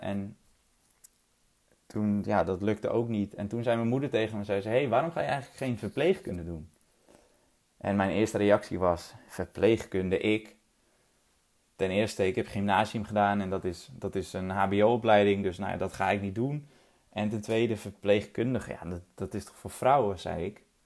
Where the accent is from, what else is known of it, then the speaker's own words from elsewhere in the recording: 't Geest, North Holland, Netherlands; ik ben opgegroeid in het Geest. Een eh, klein, mooi, veilig dorpje in Noord-Holland